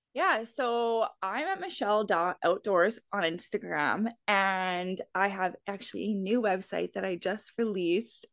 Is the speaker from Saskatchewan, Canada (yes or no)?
no; Alberta, Canada; I'm from Alberta